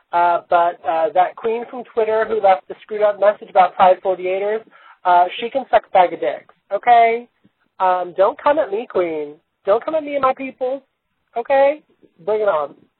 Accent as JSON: {"language": "English", "area": "Inland Empire", "region": "California", "country": "United States", "said": "I'm from the Inland Empire"}